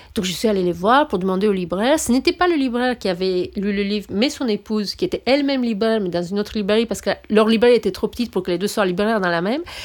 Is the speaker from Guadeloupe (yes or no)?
no; Romania; moved away; je suis roumaine